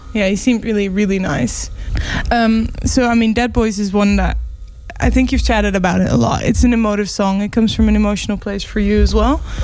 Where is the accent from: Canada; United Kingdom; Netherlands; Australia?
Netherlands; we're from Holland.